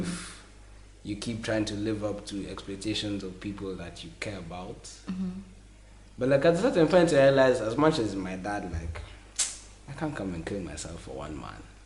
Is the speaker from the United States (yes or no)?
no; Kenya; I'm from Kenya